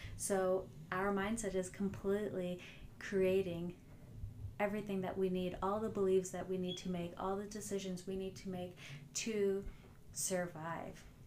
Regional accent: New Jersey, United States; I'm from New Jersey, so you know I have that Jersey attitude on the highway

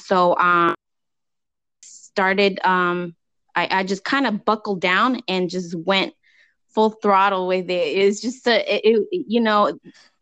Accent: California, United States; I was raised here in California

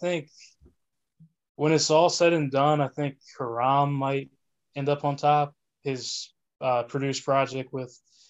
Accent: New Jersey, United States; Born and raised in New Jersey, southern part of the state. 28 years old, recently turned 28 last December.

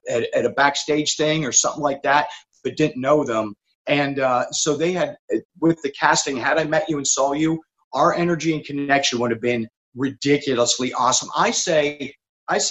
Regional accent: Pennsylvania, United States; growing up in Pennsylvania

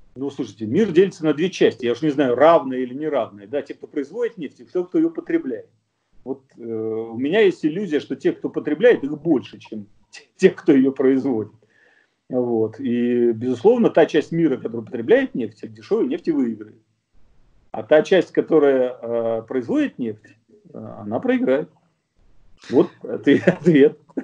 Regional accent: Russia; now in Germany; я, русский немец

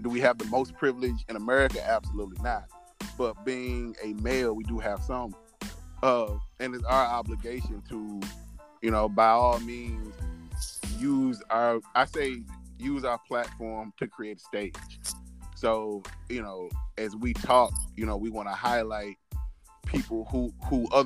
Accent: St. Louis, Missouri, United States; I'm from St. Louis. St. Louis has been the murder capital of the country.

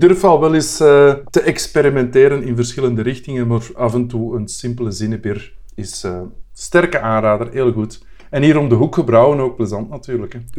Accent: Brussels, Brussels-Capital Region, Belgium; als Brusselaar

